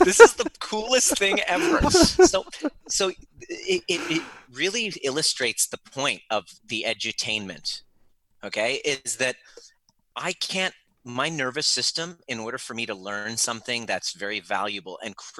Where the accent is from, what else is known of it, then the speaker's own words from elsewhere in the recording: Canada; also born or lived in Iran / Vancouver, British Columbia, Canada; I was born in Iran, but we moved to Canada when I was 4.